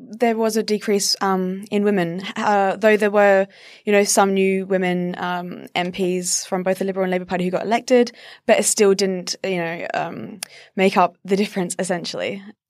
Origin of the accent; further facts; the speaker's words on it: South Australia, Australia; I'm from South Australia and we've never had a woman premier.